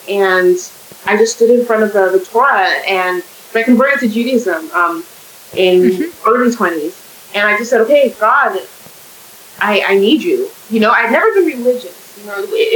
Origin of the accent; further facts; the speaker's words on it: California, United States; now in Canada; I'm in Canada. I didn't grow up in Canada. I'm from California